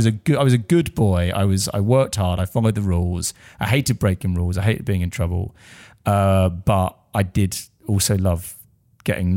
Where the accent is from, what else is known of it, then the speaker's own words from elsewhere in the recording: Essex, East of England, United Kingdom; An Essex boy, yeah, I am. Yeah, I'm from Rittle.